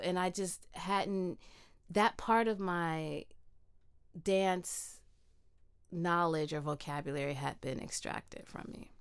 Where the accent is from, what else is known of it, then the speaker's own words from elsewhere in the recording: Midwest, United States; moved away; I grew up in the Midwest